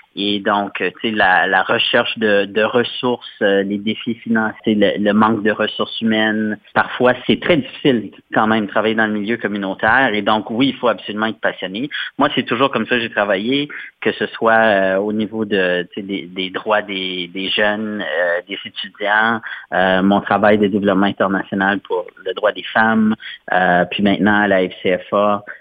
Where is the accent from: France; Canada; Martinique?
Canada; Sudbury, Ontario; moved away as an adult; also born or lived in Montreal; now in Ottawa, Canada; je suis originaire de Sudbury, dans le nord de l'Ontario, mais j'habite ici dans la région d'Ottawa depuis à peu près 2006